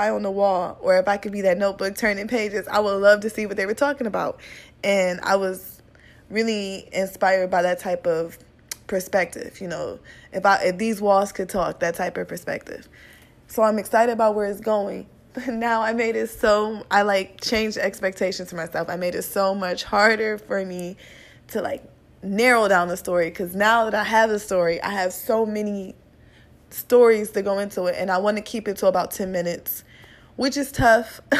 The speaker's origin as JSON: {"language": "English", "region": "Midwest", "country": "United States", "said": "You know, he's from the Midwest. I'm from the Midwest."}